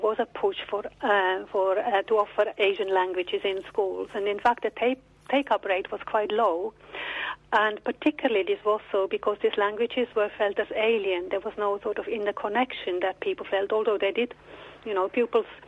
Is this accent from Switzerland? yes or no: yes; Switzerland; English is a second language; moved away; Maybe you can hear that I have a bit of an accent, so I can say that I'm from Switzerland